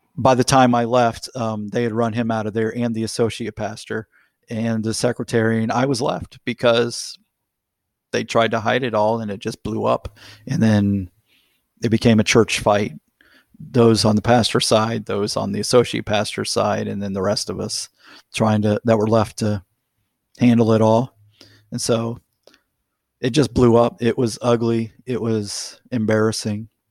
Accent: Florida, United States; my life was immerged in basically a, a closed community in the middle of a small city in Florida

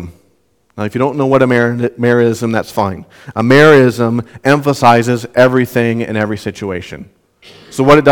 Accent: Southwest Minnesota, United States; moved away; where I grew up in Southwest Minnesota

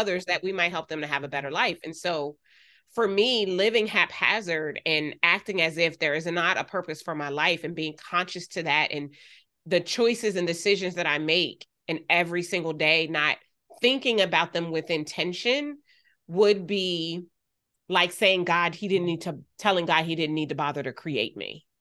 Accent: Wilmington, Delaware, United States; I grew up in Wilmington, Delaware.

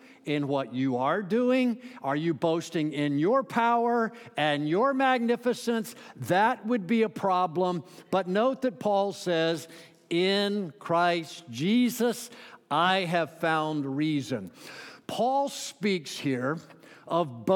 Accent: Central Florida, United States; born or raised there; moved away as an adult; now in Pittsburgh, United States

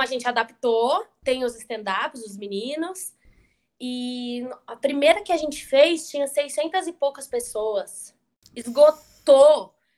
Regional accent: Indaiatuba, São Paulo, Brazil; eu sou de Indaiatuba

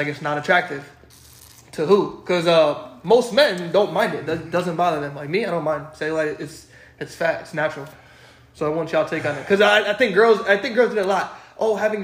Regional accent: New York, United States; I'm from New York

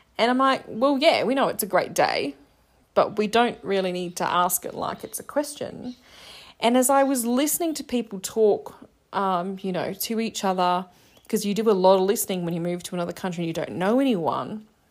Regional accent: Australia; I'm Australian

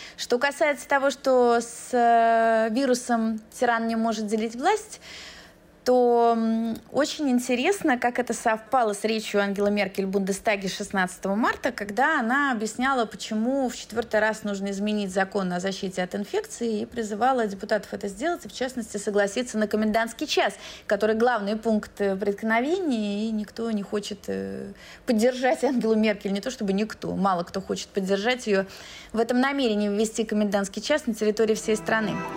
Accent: Moscow, Russia; moved away as an adult; now in Berlin, Germany; Москва, мой родной город

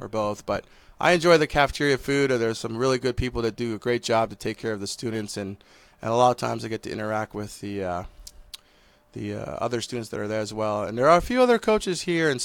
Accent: Hawaii, United States; now in Kansas, United States; Growing up in Hawaii

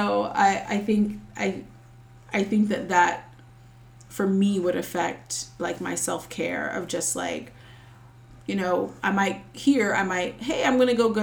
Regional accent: Charlotte, North Carolina, United States; I live in Charlotte currently, and I'm from Charlotte.

